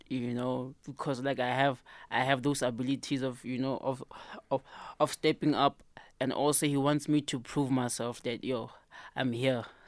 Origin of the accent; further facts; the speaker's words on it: Free State, South Africa; in my hometown